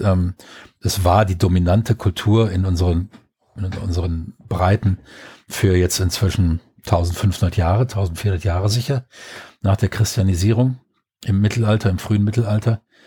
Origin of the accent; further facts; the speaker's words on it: Düsseldorf, North Rhine-Westphalia, Germany; moved away; also born or lived in southwest Germany; als ähm, Düsseldorfer